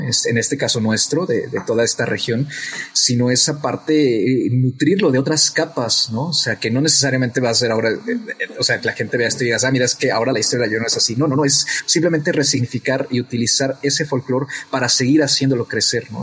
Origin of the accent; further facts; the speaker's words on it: Mexico; nosotros como mexicanos